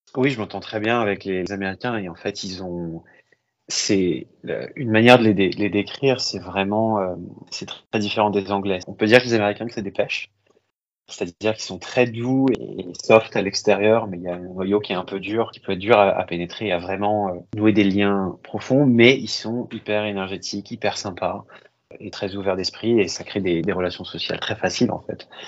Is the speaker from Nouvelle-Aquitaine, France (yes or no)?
no; Paris, Île-de-France, France; moved away as an adult; also born or lived in Berry / London / Toronto; now in New York, United States; j'ai grandi à Paris.